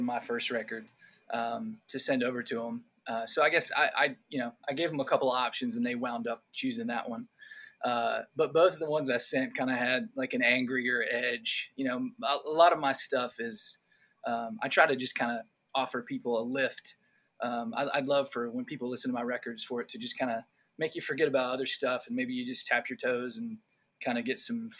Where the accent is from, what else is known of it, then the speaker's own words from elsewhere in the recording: North Carolina, United States; growing up in North Carolina, I went to Appalachian State for college